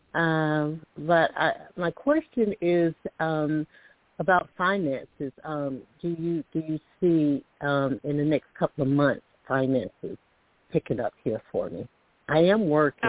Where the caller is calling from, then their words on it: Alabama, United States; I'm calling from Alabama